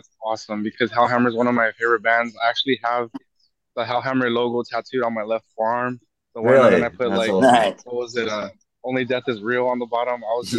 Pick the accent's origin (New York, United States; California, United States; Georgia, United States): California, United States; I was born and raised in California.